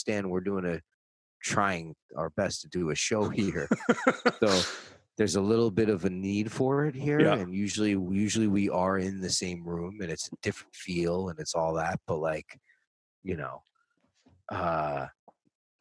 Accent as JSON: {"language": "English", "region": "New York", "country": "United States", "moved": "yes", "lives_now": "Los Angeles, United States", "said": "I'm from New York"}